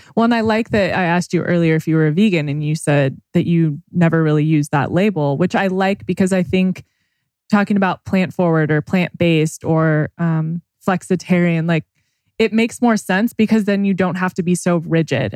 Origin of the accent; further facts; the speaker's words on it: Temecula, California, United States; we grew up together in Temecula